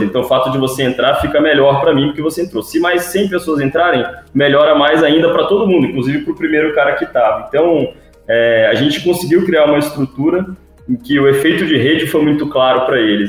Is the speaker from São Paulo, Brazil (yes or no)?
no; Vitória, Espírito Santo, Brazil; moved away; also born or lived in Rio de Janeiro; eu sou de Vitória, Espírito Santo